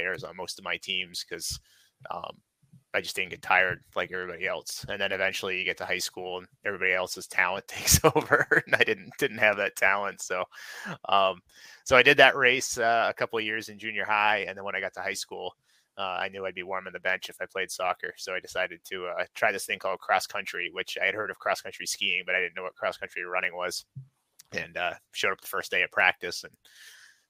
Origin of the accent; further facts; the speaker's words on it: Tamworth, New Hampshire, United States; also born or lived in Albany, New Hampshire; I am originally from Tamworth, New Hampshire, which is just south of the Mount Washington Valley